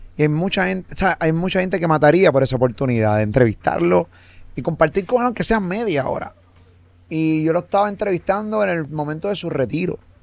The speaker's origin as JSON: {"language": "Spanish", "country": "Puerto Rico", "said": "yo como puertorriqueño"}